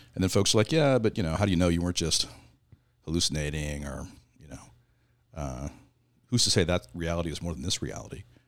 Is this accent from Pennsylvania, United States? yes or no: no; Southern Oregon, United States; moved away as an adult; now in California, United States; I grew up in Southern Oregon.